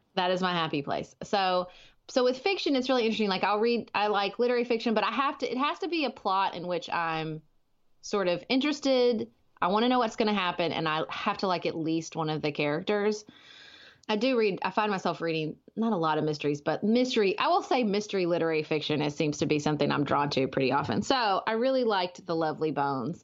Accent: Paducah, Kentucky, United States; I live in my hometown of Paducah, Kentucky

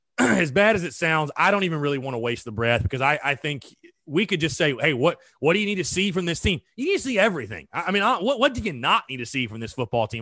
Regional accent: North Augusta, South Carolina, United States; I'm from North Augusta

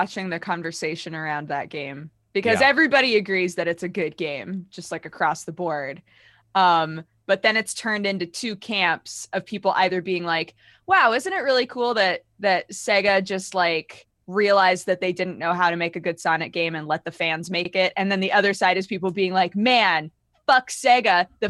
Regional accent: Oregon, United States; My hometown in Oregon has a really well known paintball field.

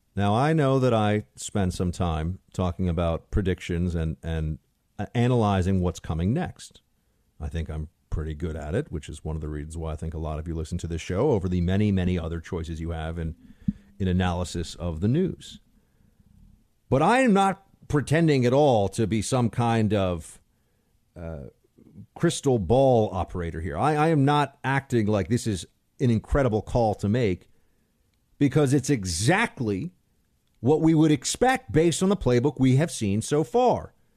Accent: New York City, New York, United States; I grew up in Manhattan. I grew up in New York City.

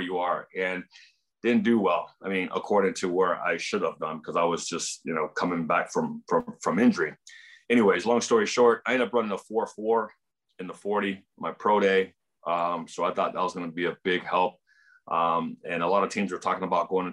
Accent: San Diego, California, United States; my hometown team that I grew up watching for so long.

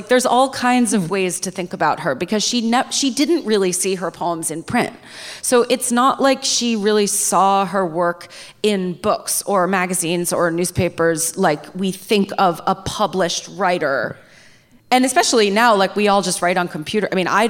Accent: New York, United States; I was growing up in the Hudson Valley, Stephen

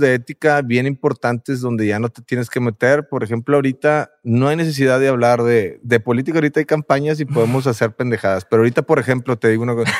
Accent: Monterrey, Nuevo León, Mexico; nosotros como somos de Monterrey y, tenemos una cultura del macho mexicano

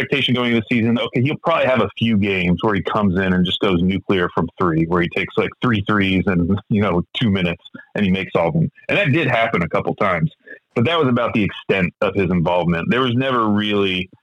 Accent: Oklahoma, United States; moved away as an adult; also born or lived in Philadelphia, Pennsylvania; now in Oregon, United States; I grew up in Oklahoma.

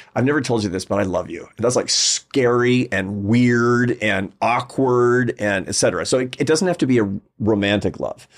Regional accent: Seattle, Washington, United States; I was growing up in Seattle

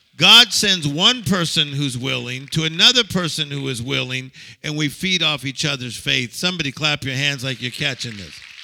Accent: United States; I'm from America

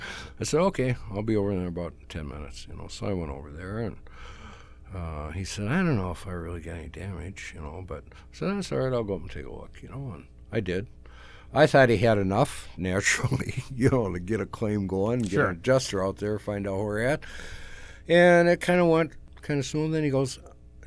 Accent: South Haven, Minnesota, United States; now in Baxter, United States; I grew up in South Haven, Minnesota

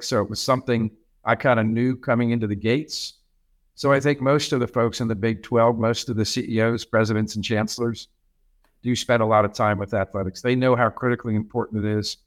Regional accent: New Jersey, United States; now in Kansas, United States; I'm from New Jersey

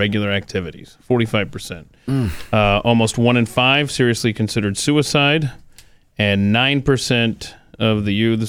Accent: Cobb County, Georgia, United States; I grew up in Georgia. I grew up a political geek in Georgia.

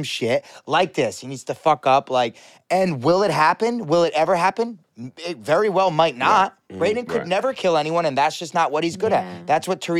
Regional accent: Rhode Island, United States; I'm from Rhode Island

